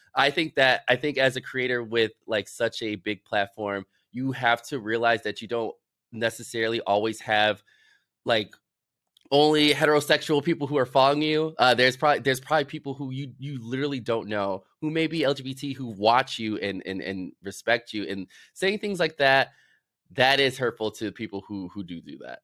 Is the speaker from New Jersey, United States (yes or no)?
no; Chicago, Illinois, United States; growing up in Chicago, I was just, I was surrounded by everything